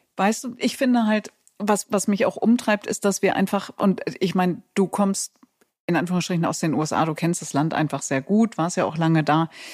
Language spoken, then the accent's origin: German; Germany; ich komme doch aus Deutschland.